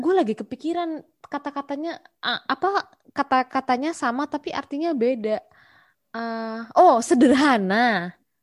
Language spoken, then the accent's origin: Indonesian; Malang, East Java, Indonesia; now in Malaysia; gue lahir di Malang